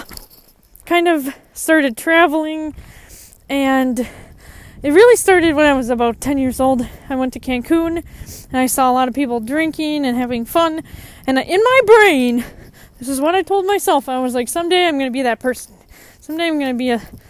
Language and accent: English; United States; I grew up in the United States